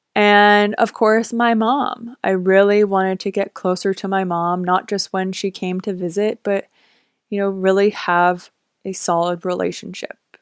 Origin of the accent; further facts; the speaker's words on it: Vancouver, British Columbia, Canada; moved away as an adult; also born or lived in Los Angeles; I am from Vancouver, Canada, so being a Canadian